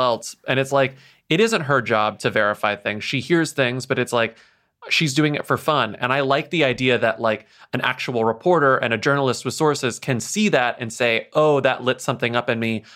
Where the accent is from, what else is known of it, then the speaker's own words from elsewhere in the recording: United States; we are American podcasters recording our podcasts from America